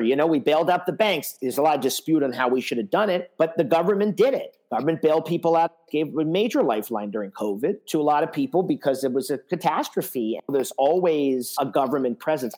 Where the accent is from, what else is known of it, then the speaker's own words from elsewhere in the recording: United States; we as American people